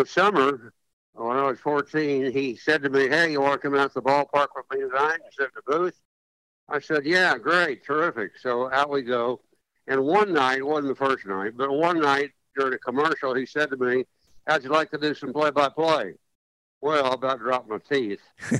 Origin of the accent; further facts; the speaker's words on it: Shawnee, Oklahoma, United States; I lived across the street from the local sportscaster in my hometown of Shawnee, Oklahoma.